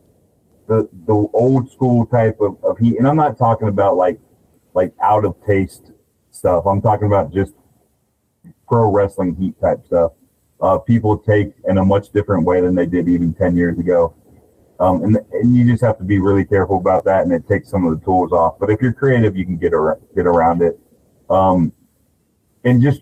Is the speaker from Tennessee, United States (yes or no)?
no; Central Texas, United States; I'm from Central Texas